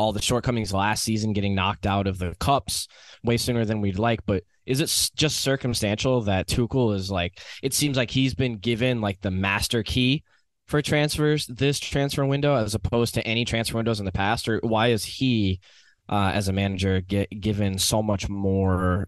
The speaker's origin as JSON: {"language": "English", "country": "United States", "said": "as an American"}